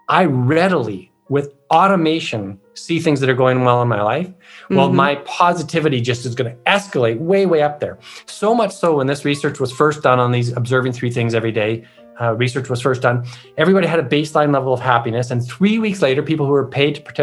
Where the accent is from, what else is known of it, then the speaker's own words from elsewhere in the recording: Canada; I'm Canadian